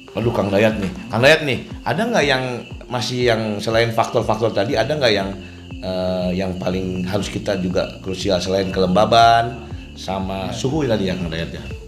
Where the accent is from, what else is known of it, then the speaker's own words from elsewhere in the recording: West Java, Indonesia; saya mah orang Sunda pisin